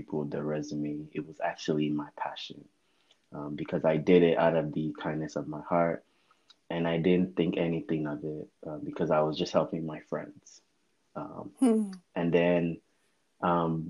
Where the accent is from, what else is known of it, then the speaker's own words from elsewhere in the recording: United States; also born or lived in Lagos, Nigeria; I was 8 years old when we came to the U.S.